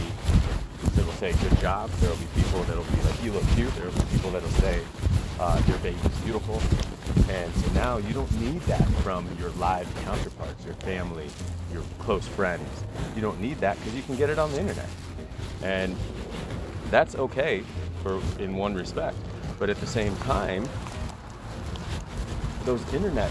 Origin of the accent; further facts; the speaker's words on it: Iowa, United States; now in Las Vegas, United States; I found out I was from Iowa